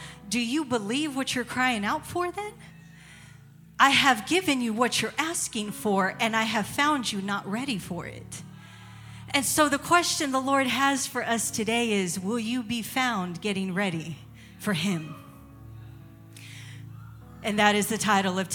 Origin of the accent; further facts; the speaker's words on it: San Antonio, Texas, United States; moved away as an adult; now in Tennessee, United States; I'm from San Antonio, Texas. We're from San Antonio, Texas.